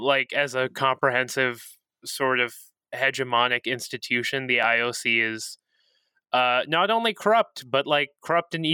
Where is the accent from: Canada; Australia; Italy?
Canada; Toronto, Ontario; now in Edmonton, Canada; I'm from Toronto. I live in Edmonton now